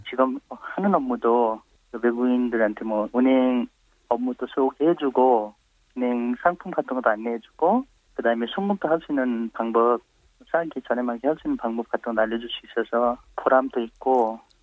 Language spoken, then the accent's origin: Korean; Nepal; Korean is a second language; moved away as an adult; also born or lived in India; now in South Korea; 저는 어, 네팔에서 온